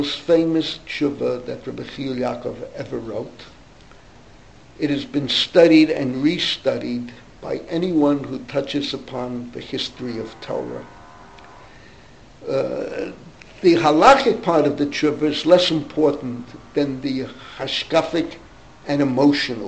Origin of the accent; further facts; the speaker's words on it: New York City, New York, United States; I grew up in the Bronx